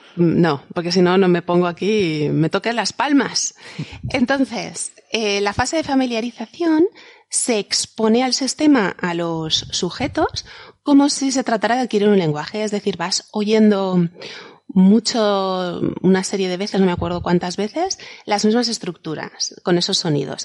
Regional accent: Valencian land, Valencian Community, Spain; valenciano de mi tierra

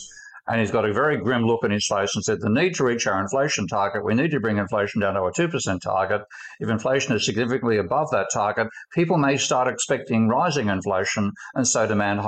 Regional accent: Australia; my home country, Australia

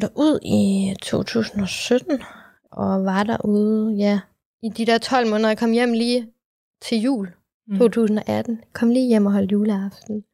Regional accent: Aalborg, North Denmark Region, Denmark; moved away as an adult; also born or lived in Vietnam; now in Copenhagen, Denmark; Jeg er fra Aalborg.

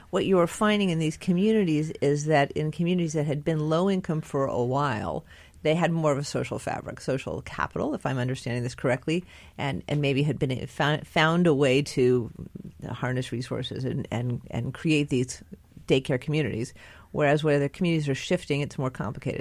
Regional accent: near Santa Clara County, California, United States; moved away; I grew up very near Santa Clara County

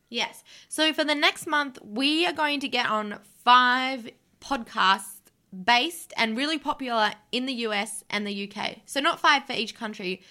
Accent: Canberra, Australian Capital Territory, Australia; moved away; we're from Canberra originally.

